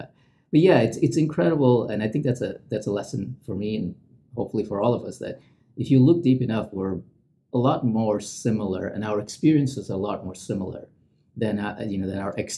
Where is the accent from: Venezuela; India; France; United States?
India; also born or lived in Middle East; I grew up in the Middle East, but I'm Indian. So we used to go back every summer to our grandparents' house.